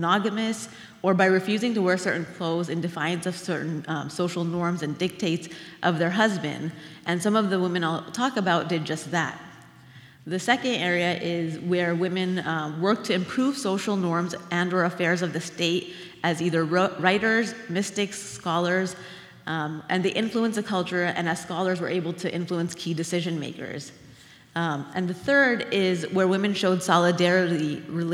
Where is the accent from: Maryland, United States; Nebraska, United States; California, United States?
California, United States; Orange County; growing up in Orange County as the only Muslim student